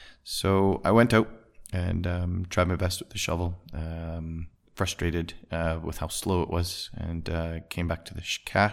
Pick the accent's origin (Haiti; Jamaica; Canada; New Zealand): Canada; Alberta; So I was born in Alberta, Canada, and spent most of my days living on a small acreage outside of the city, just in the foothills of the Rocky Mountains.